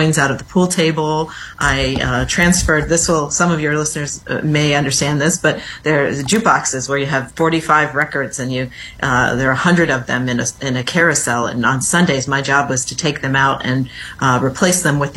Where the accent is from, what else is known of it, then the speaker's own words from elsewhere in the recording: industrial Midwest, United States; moved away as an adult; now in Washington, D.C., United States; I grew up in the industrial Midwest, which isn't so industrial these days.